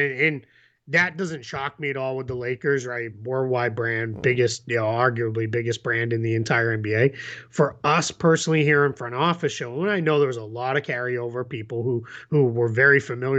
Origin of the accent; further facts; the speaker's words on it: Taiwan; Since I'm from Taiwan, so shout out.